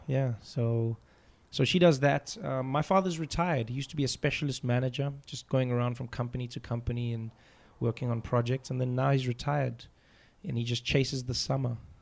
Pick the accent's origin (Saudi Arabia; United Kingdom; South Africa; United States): South Africa; I enjoy being a South African comedian